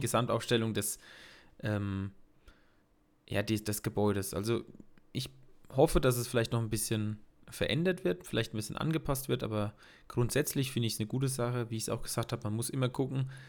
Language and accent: German; Bad Neustadt an der Saale, Bavaria, Germany; Bei uns in Bad Neustadt